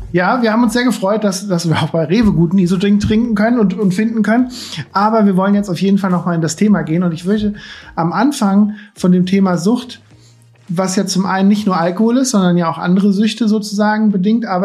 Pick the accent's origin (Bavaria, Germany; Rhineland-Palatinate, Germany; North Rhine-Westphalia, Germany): North Rhine-Westphalia, Germany; Cologne; der kommt ja aus der Nähe von Kerpen letztendlich, das ist ja theoretisch in der Nähe von Köln ist, wo ich